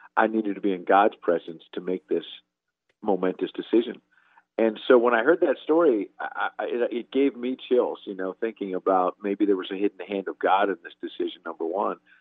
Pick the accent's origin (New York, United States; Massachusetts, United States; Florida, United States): New York, United States; growing up in New York